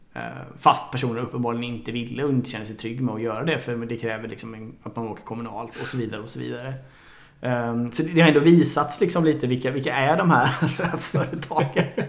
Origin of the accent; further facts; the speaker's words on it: Sweden; som svensk